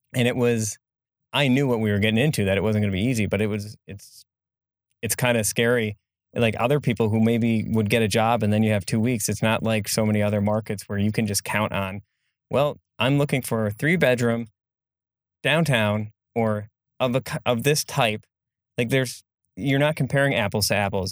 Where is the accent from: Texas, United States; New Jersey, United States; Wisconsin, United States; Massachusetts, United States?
Wisconsin, United States; Egg Harbor; also born or lived in Sister Bay; I grew up in Egg Harbor and loved it